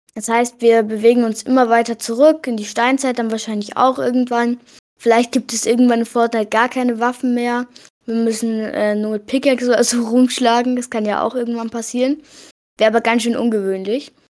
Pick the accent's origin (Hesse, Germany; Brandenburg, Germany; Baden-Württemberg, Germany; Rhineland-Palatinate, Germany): Hesse, Germany; ich komme aus Hessen